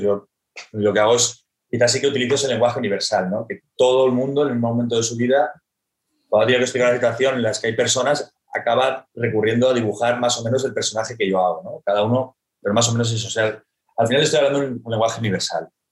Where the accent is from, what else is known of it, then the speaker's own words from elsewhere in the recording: Barcelona, Catalonia, Spain; soy un, soy un creativo, me considero al final creativo eh, de Barcelona